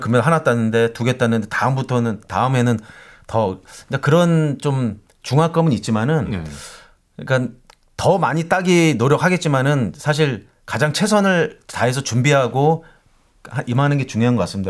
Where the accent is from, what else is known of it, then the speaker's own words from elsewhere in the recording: South Korea; moved away as an adult; now in Thailand; 나 한국에서 왔는데